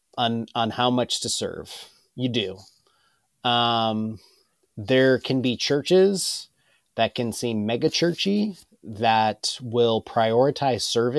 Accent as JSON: {"language": "English", "town": "Ellensburg", "region": "Washington", "country": "United States", "tie": "born or raised there", "said": "I grew up in Ellensburg"}